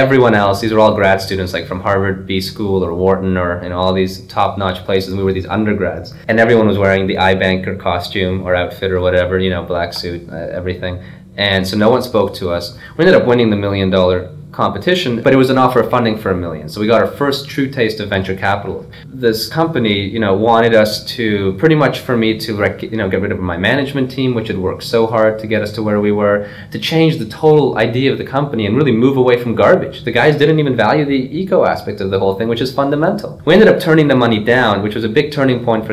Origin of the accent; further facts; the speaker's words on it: Canada; moved away as an adult; now in Trenton, United States; I'm Canadian